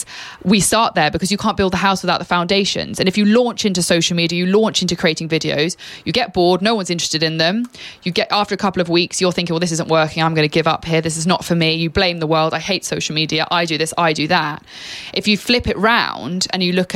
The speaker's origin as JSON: {"language": "English", "region": "England", "country": "United Kingdom", "moved": "yes", "said": "I am an extremely proud Brit. Absolutely. I've lived abroad and I love being English"}